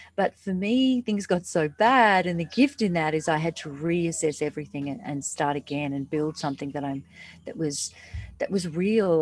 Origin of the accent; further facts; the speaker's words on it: Australia; now in Bali, Indonesia; I'm actually from Australia, but I'm, I live in Bali.